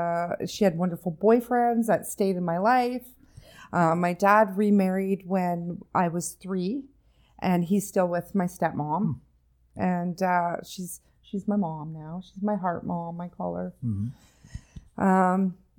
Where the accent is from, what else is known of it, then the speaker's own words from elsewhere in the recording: Comox, British Columbia, Canada; No, I was born in on Vancouver Island in the Comox Valley, born and raised there.